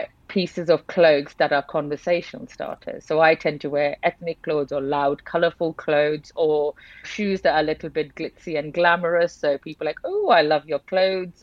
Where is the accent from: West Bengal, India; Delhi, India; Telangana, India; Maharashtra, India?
West Bengal, India; Kolkata; moved away as an adult; I did grow up in India. So I spent 18 years of my life in India. So I'm from Calcutta.